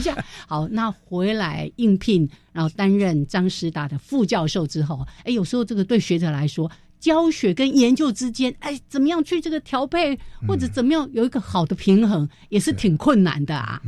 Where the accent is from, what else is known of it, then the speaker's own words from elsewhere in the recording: Changhua County, Taiwan; also born or lived in Berkeley, California, United States; 我彰化人呢，